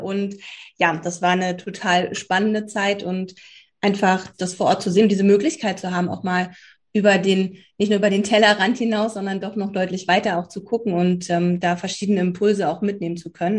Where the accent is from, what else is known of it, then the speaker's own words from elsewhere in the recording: Berlin, Germany; Bin äh, auch gebürtige Berlinerin